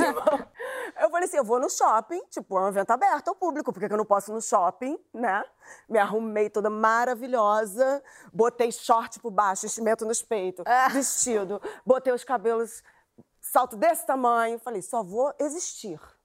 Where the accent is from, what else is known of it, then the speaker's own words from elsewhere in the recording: Rio de Janeiro, Brazil; eu sou do Lins de Vasconcelos. Eu ainda moro lá